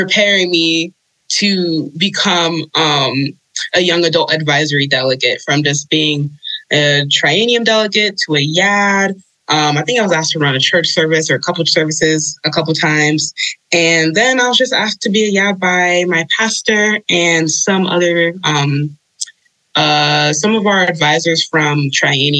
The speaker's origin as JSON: {"language": "English", "region": "New Mexico", "country": "United States", "tie": "born or raised there", "also_born_or_lived": "Little Rock, Arkansas", "said": "I was born in Arkansas, Little Rock to be specific, and raised in New Mexico"}